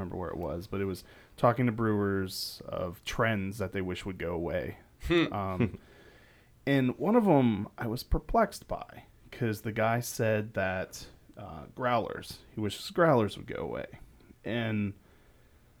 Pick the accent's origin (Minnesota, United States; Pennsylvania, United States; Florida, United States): Pennsylvania, United States; outside of Pittsburgh; moved away; I grew up outside of Pittsburgh, and you get an amazing soft pretzel everywhere